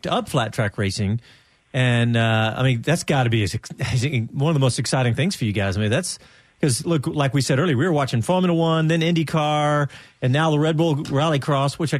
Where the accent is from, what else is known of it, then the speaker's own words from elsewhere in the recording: Bastrop, Texas, United States; I grew up out in Bastrop